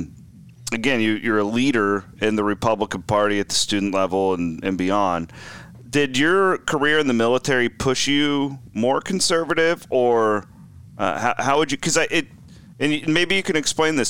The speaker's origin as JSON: {"language": "English", "area": "Page County", "region": "Iowa", "country": "United States", "said": "I'm from Page County, Iowa, western side of the state"}